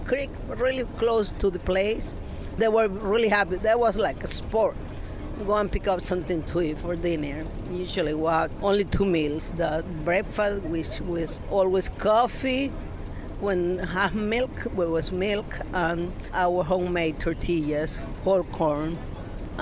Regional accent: Panama; also born or lived in Panama City, Panama / Fort Bragg, United States; I was born in Santiago, a small town like 15 minutes from Santiago

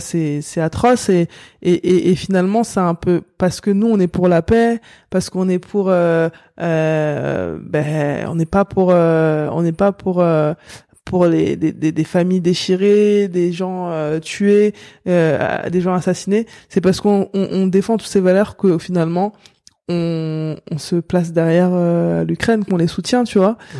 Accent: La Courneuve, Île-de-France, France; j'ai grandi comme je disais à la Courneuve

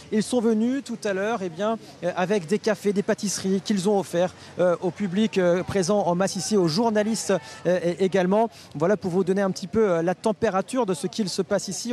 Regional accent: France; nous, en tant que Français

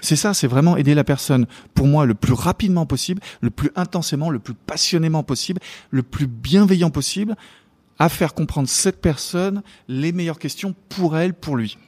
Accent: France; now in New York, United States; en tant que Français.

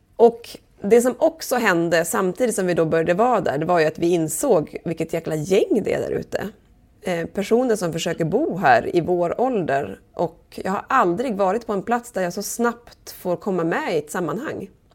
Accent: southern Sweden, Sweden; moved away as an adult; also born or lived in Umeå; now in Holmön, Sweden; jag är från södra Sverige.

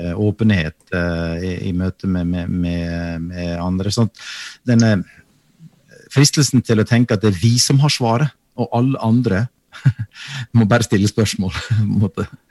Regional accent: Sykkylven, Møre og Romsdal, Norway; moved away; Hjemme i Sykkylven så hadde, hadde, vi en prest

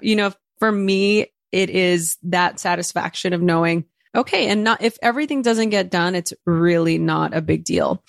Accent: Los Angeles, California, United States; first language Spanish; English is a second language; growing up in East L A.

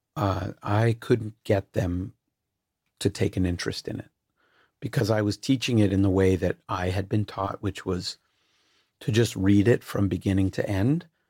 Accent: Canada; I'm Canadian and white

